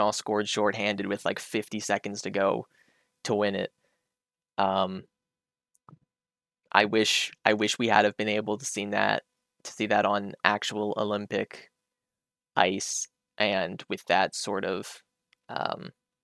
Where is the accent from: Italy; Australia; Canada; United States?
Canada; I'm Canadian